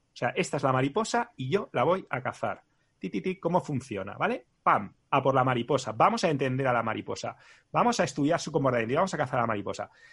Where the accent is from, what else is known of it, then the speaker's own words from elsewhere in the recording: Spain; siendo español